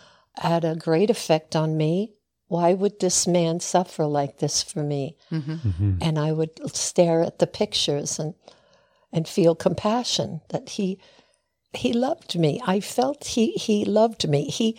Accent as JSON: {"language": "English", "area": "Long Island", "region": "New York", "country": "United States", "tie": "born or raised there", "also_born_or_lived": "Brooklyn, New York", "said": "And I was born in Brooklyn. Okay. We moved to Long Island when I was five."}